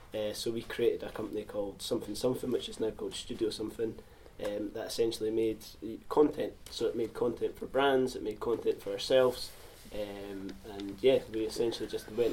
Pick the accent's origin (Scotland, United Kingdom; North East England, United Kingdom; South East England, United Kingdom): Scotland, United Kingdom; Being Scottish, I think. There's a minority